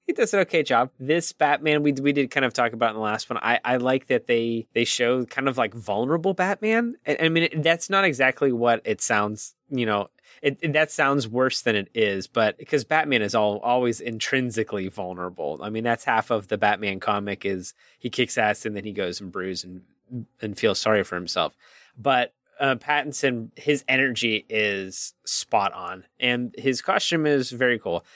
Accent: Pittsburgh, Pennsylvania, United States; we're from Pittsburgh

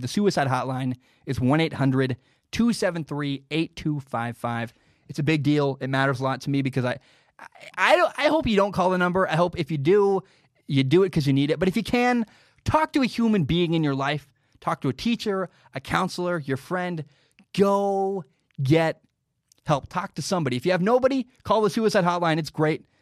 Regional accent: Pacific Northwest, United States; I grew up in the Northwest

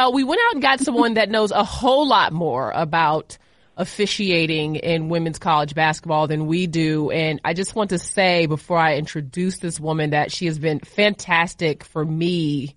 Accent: Boston, Massachusetts, United States; I was born in Boston. It is rough up there.

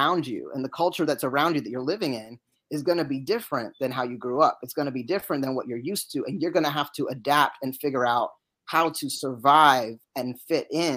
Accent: United States; also born or lived in United Kingdom; had to be naturalized as a citizen, but, you know, I was just a little baby. So I'm American through and through

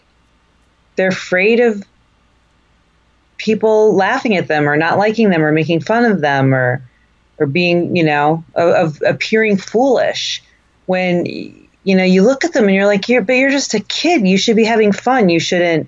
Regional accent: Dunmore, Pennsylvania, United States; also born or lived in Bay Area, California; in second grade when we moved from California to Pennsylvania, like not doing well in my first 4 months in Dunmore

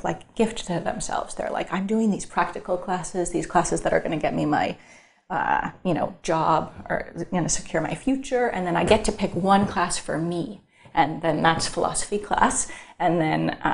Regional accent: Northern California, United States; I'm from Northern California

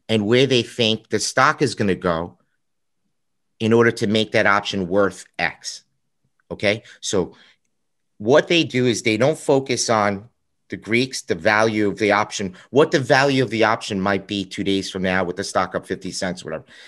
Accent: New York, United States; also born or lived in Chicago; I'm from New York

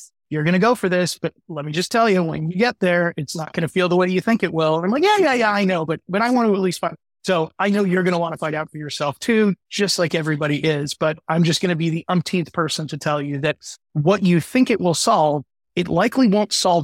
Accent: Midwest, United States; I grew up in the Midwest

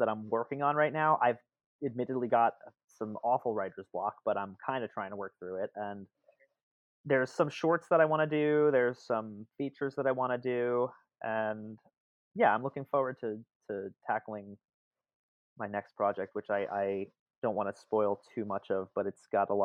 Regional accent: New Jersey, United States; also born or lived in Brooklyn; I'm from Central Jersey, and then I have a bit of Brooklyn in me that comes out at times

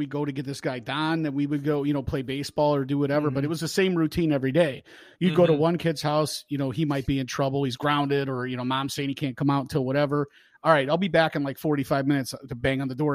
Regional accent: Northwest Indiana, United States; I grew up in Northwest Indiana, 25 minutes from downtown Chicago

